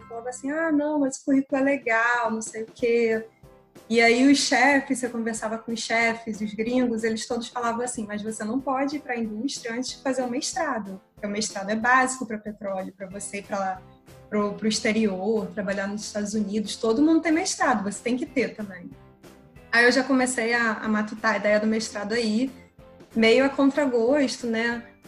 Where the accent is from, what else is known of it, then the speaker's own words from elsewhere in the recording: Rio de Janeiro, Brazil; carioca, 26 anos